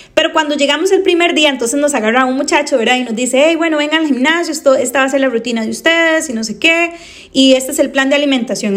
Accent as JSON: {"language": "Spanish", "country": "Costa Rica", "said": "yo soy de Costa Rica y aquí en Costa Rica ya no las vendían más"}